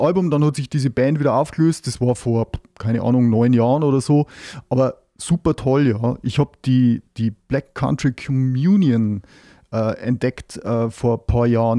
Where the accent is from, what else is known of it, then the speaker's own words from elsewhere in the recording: Neustadt an der Waldnaab, Bavaria, Germany; ich komme aus Neustadt an der Waldnab